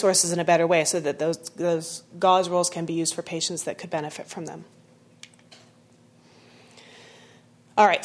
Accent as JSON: {"language": "English", "region": "Texas", "country": "United States", "tie": "born or raised there", "moved": "yes", "said": "I grew up in Texas"}